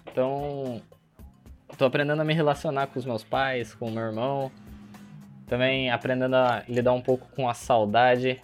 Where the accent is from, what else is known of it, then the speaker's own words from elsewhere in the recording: Brazil; como um bom brasileiro que sou